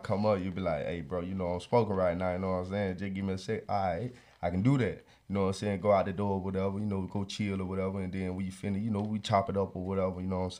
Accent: Florida, United States; Look, bro, I came from Florida. Bro, Florida is a fast paced area.

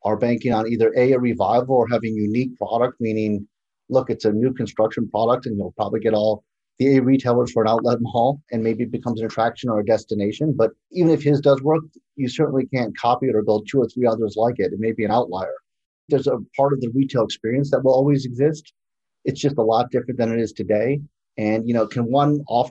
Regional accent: Chicago, Illinois, United States; I'm from Chicago.

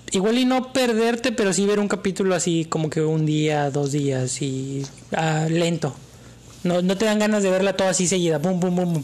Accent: Mexico

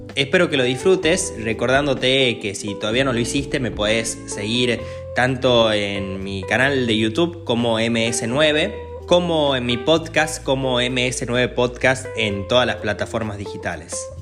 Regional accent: Argentina; me encuentra ya en mi país, estoy en Buenos Aires

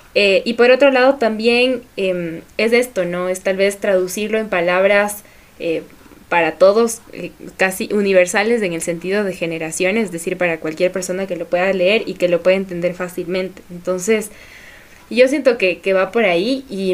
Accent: Ecuador; somos ecuatorianos

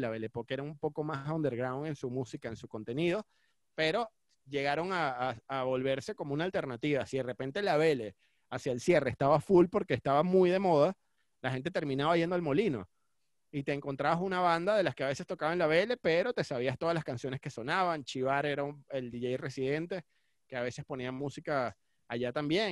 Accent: Cumaná, Sucre, Venezuela; now in Caracas, Venezuela; me crié en Cumaná

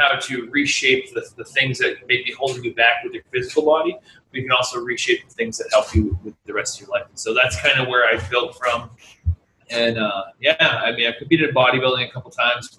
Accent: New Hampshire, United States; moved away as an adult; now in Los Angeles, United States; I grew up in New Hampshire

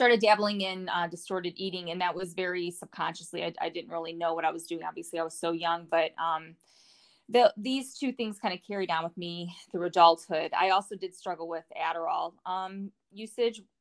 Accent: Northwest Indiana, United States; now in Colorado, United States; I'm 35 and from Northwest Indiana

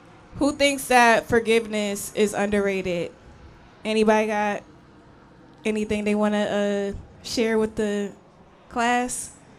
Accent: Connecticut, United States; now in Houston, United States; When I first moved here to Houston, that was a challenge for me because I was coming from Connecticut.

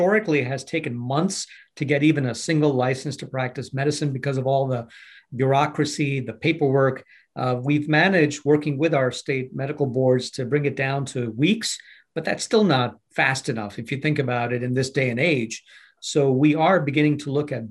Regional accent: New York City, New York, United States; I grew up in Brooklyn, New York, and trained as a physician

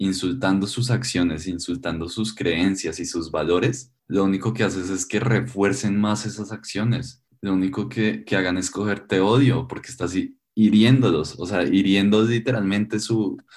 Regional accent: Colombia; todos somos colombianos y luchamos por lo mi

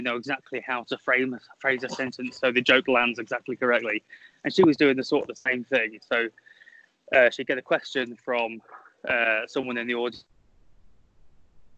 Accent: United Kingdom; I'm British

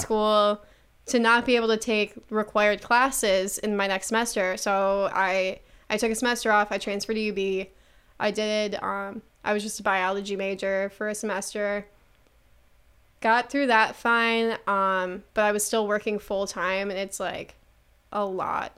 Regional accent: Buffalo, New York, United States; I'm from Buffalo, New York and I do comedy.

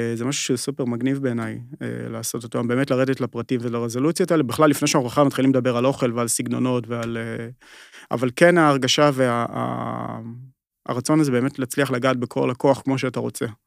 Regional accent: Kiryat Tiv'on, Northern District, Israel; also born or lived in Yokneam; אני ככה במקור מה, מהצפון, גדלתי בגיר הטבעון ואחרי זה עברנו ליוקנעם

